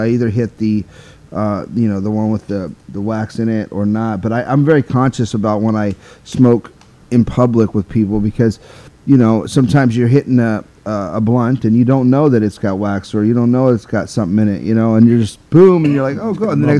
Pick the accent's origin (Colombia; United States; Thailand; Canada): United States; California; I'm from California